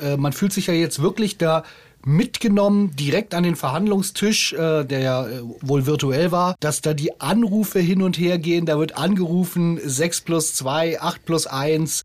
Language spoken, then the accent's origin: German; Berlin, Germany; als Berliner